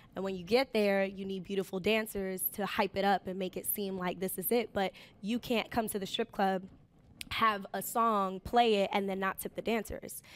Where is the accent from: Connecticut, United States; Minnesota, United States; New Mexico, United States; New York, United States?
New York, United States; New York City; I took the train an hour to get to school. I was commuting from the Bronx